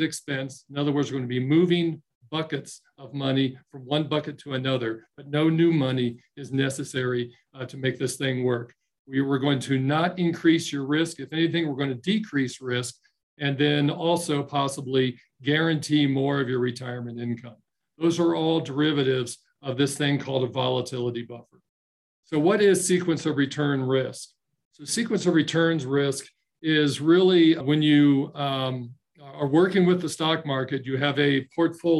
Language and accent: English; Dayton, Ohio, United States; moved away as an adult; now in Colorado, United States; I joined Ohio National Life in my hometown of Dayton, Ohio